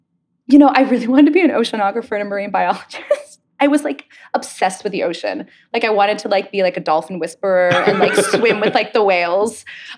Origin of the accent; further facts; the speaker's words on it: Pittsburgh, Pennsylvania, United States; I grew up in Pittsburgh, in the Berg.